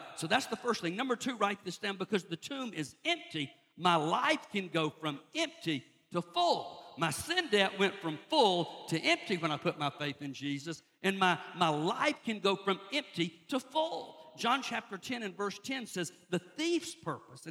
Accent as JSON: {"language": "English", "region": "South Georgia", "country": "United States", "tie": "born or raised there", "also_born_or_lived": "Lynchburg, Virginia", "moved": "as an adult", "said": "I grew up in South Georgia"}